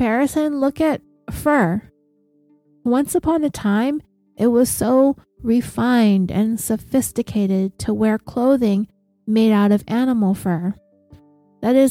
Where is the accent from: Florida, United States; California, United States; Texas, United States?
California, United States; I am from California